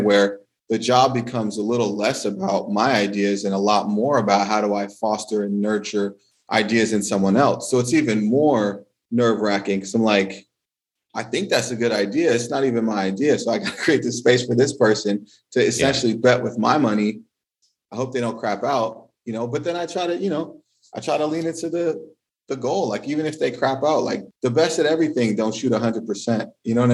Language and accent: English; California, United States; moved away as an adult; now in France; growing up in California